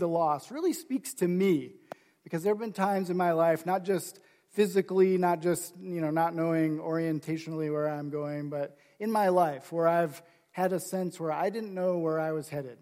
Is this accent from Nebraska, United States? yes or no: yes; Nebraska, United States; I grew up in Nebraska